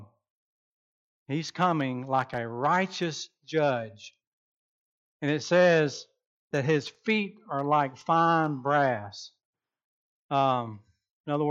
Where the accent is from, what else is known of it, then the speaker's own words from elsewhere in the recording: Rincon, Georgia, United States; also born or lived in Savannah, Georgia; now in Norman, United States; my hometown way back when, Rinkin, Georgia, Savannah, Georgia.